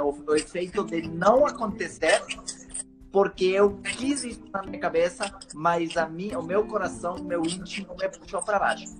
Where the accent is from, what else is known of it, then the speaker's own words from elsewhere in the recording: Ecuador; Portuguese is a second language; now in Brazil; eu considero que eu sou um brasileiro morando no corpo do equatoriano